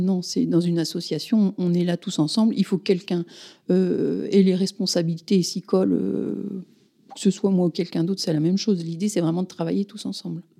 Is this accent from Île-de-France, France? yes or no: yes; Paris region, Île-de-France, France; moved away as an adult; also born or lived in Versailles / Yvelines / Dreux / Saint-Nazaire; now in Souvigné-sur-Sarthe, France; je suis originaire de la région parisienne